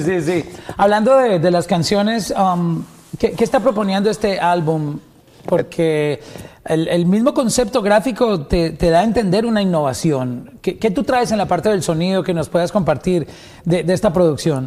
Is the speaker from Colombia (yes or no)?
yes; Colombia